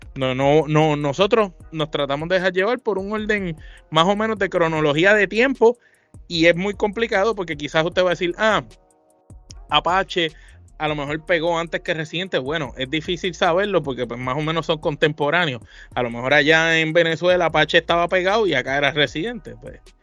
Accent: Puerto Rico; nosotros somos de Puerto Rico

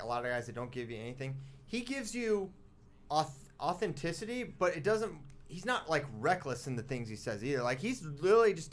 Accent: United States

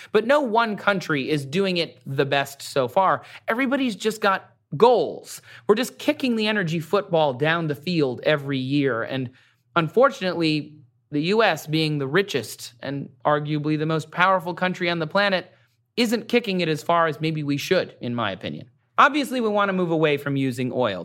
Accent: Michigan, United States; my home state of Michigan

